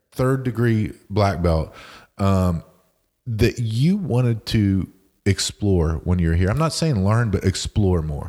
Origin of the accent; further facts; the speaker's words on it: West Virginia, United States; moved away; I'm from West Virginia originally